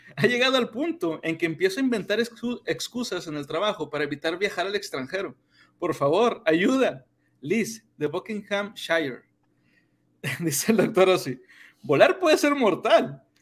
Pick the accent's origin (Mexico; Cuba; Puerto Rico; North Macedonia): Mexico